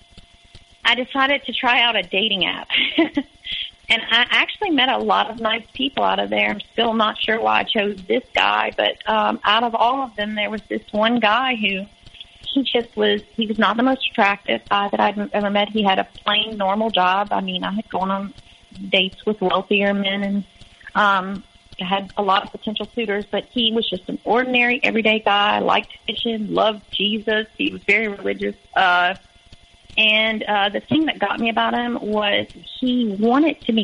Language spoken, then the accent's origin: English; Louisiana, United States; moved away as an adult; I was from Louisiana